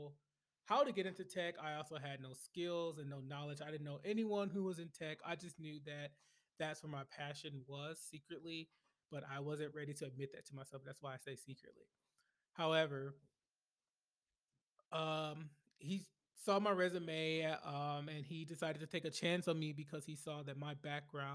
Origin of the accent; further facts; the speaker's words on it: Flint, Michigan, United States; moved away as an adult; now in Washington, D.C. area, United States; I grew up in Flint, Michigan, born and raised, and I didn't leave Flint, Michigan until 2013